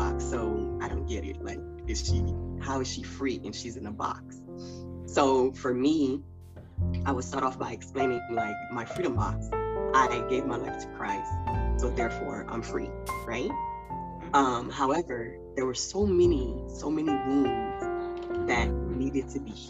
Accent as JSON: {"language": "English", "country": "Haiti", "tie": "born or raised there", "moved": "yes", "lives_now": "United States", "said": "I'm from Haiti"}